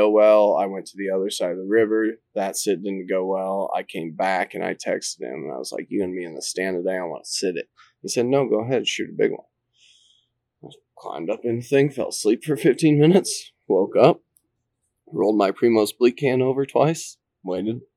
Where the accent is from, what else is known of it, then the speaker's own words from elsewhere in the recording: Eastern Iowa, United States; I grew up in Eastern Iowa my entire life